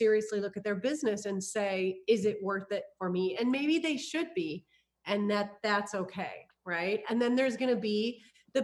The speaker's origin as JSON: {"language": "English", "region": "Iowa", "country": "United States", "also_born_or_lived": "California", "moved": "as an adult", "said": "I'm originally from Iowa. So also from the Midwest. I moved to California"}